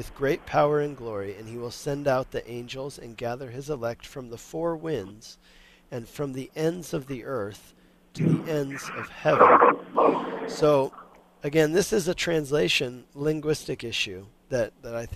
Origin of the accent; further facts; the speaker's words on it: Denver, Colorado, United States; now in Longmont, United States; I grew up in Denver, Colorado, but now I live in Longmont, Colorado.